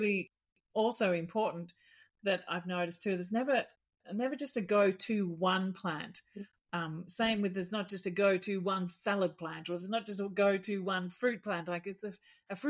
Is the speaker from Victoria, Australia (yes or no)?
yes; Melbourne, Victoria, Australia; moved away; I was born in Mitcham in near Ringwood in Melbourne.